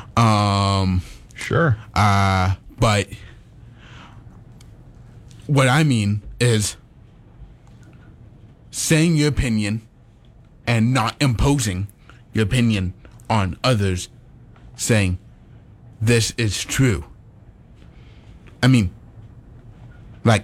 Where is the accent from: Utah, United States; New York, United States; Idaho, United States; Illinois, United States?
Idaho, United States; Caldwell; I am from Caldwell, Idaho, and I live in Canyon County